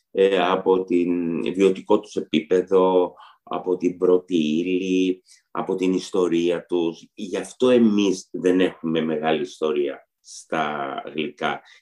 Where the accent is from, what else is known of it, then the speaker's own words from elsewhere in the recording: Istanbul, Turkey; now in Greece; Γιατί και εγώ όταν ήρθα από την Κωνσταντινούπολη, στην Κωνσταντινούπολη είχαμε πάρα πολλά γλυκά. Όταν ήρθα στην Ελλάδα, τα σαχροπραστία ήταν πάρα πολύ ταπεινά.